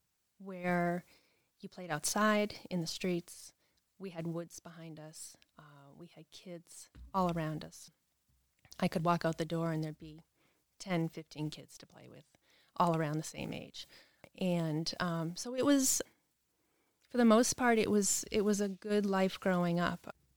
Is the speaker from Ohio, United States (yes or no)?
no; Massachusetts, United States; moved away as an adult; also born or lived in California; now in Pickens County, United States; growing up, I was raised in Massachusetts